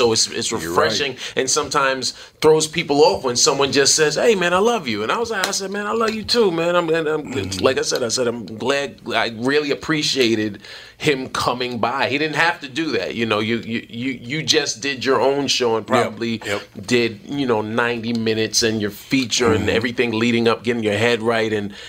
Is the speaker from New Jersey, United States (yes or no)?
no; New York City, New York, United States; New York. New York City.